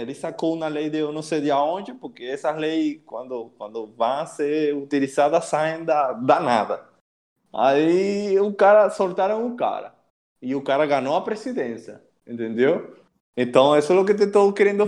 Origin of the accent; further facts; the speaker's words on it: Puerto Ordaz, Bolívar, Venezuela; Portuguese is a second language; moved away; nasci em uma cidade chamada, chamada de Puerto Ordaz. fica no estado Bolívar, em Venezuela